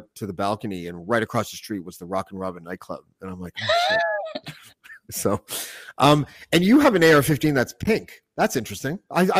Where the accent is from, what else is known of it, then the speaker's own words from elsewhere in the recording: Canada; Yeah, I'm from Canada.